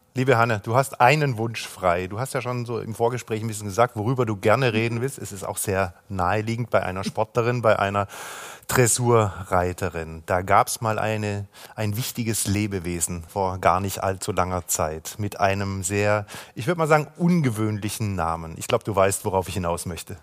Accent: Cologne, North Rhine-Westphalia, Germany; aus meiner Heimatstadt Köln

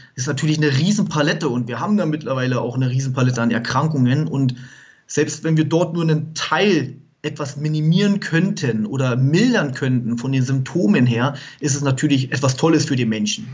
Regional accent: Munich area, Bavaria, Germany; wir kommen ja aus dem Raum München

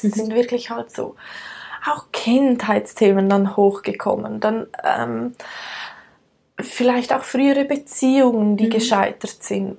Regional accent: Switzerland; accent: Swiss German; also born or lived in United States; aus der Schweiz. Ähm, ich bin in den Bergen aufgewachsen

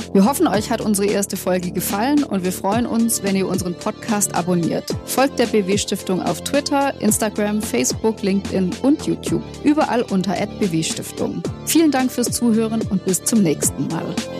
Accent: Swabia, Baden-Württemberg, Germany; als Schwäbin

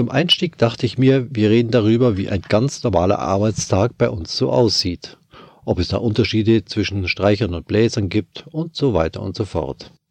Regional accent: Bavaria, Germany; now in Bonn, Germany; Vielleicht hört man es an meinem Dialekt auch ein wenig. Ich komme aus Bayern. Ich lebe aber seit den 90er Jahren bereits hier in der Nähe von Bonn

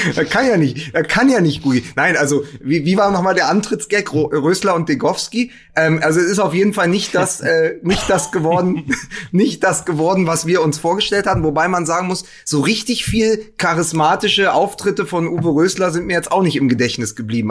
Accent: Berlin, Germany; als Berliner

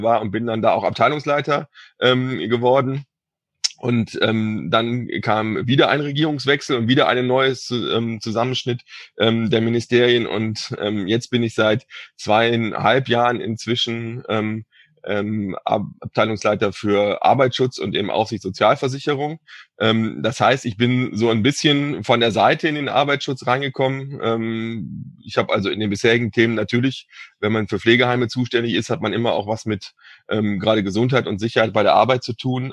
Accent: Cologne, North Rhine-Westphalia, Germany; ich komme aus Köln

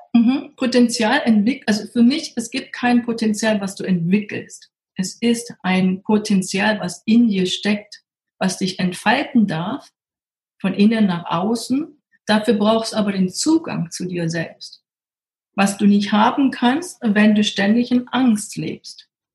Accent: Berlin, Germany; Und ich komme ja aus Berlin.

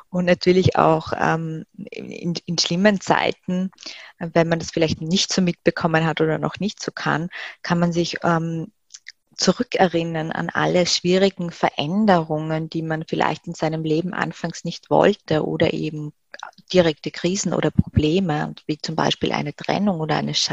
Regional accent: Graz, Styria, Austria; wir haben dann ein paar Besorgungen damals noch in meiner Heimatstadt in Graz gemacht

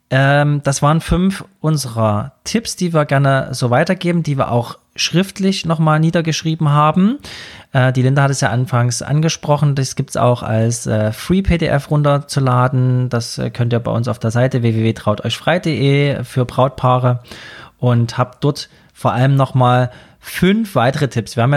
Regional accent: Saxony, Germany; Also gerade bei uns in Sachsen ist das mit diesem Holzsägen und Baumstammsägen so Tradition

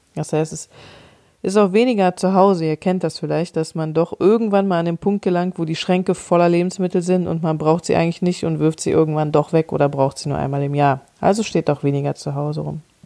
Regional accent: Cologne, North Rhine-Westphalia, Germany; ich komme aus Köln, wir haben hier die Kioskkultur

